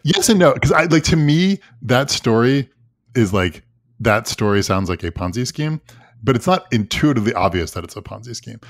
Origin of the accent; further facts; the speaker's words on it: Long Island, New York, United States; I grew up on Long Island